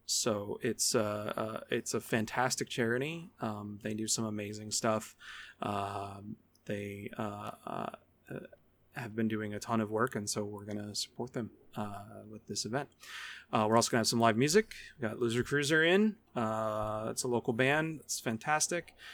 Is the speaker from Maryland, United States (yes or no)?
no; Niagara County, New York, United States; I grew up in Niagara County.